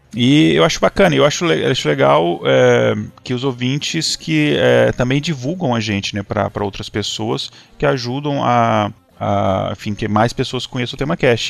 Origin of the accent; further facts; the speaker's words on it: Minas Gerais, Brazil; moved away; eu sou, sou mineiro, né? Eu tava visitando a eh, família em Minas